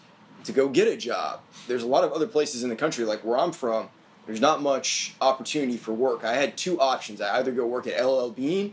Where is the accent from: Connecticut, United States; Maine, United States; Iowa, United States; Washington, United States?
Maine, United States; Brunswick; now in Nashville, United States; I'm from Maine originally.